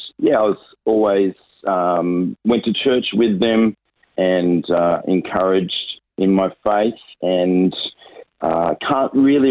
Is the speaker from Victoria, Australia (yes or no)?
no; Sydney, New South Wales, Australia; moved away as an adult; also born or lived in Nairobi, Kenya; now in Adelaide, Australia; I was born and raised in Sydney with a little couple of years living in Nairobi